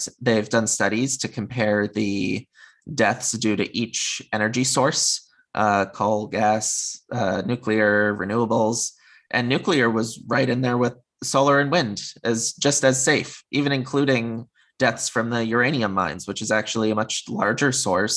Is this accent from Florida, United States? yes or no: no; Connecticut, United States; moved away as an adult; now in California, United States; growing up in Connecticut, having been on the East Coast of the US for most of my life, now I'm in California